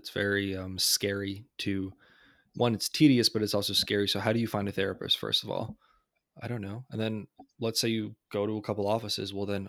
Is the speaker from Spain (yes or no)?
no; Poland; I'm from Poland